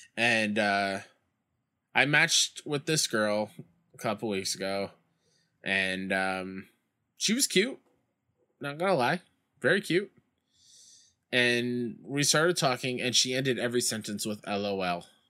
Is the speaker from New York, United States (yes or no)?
yes; New York, United States; my hometown Mets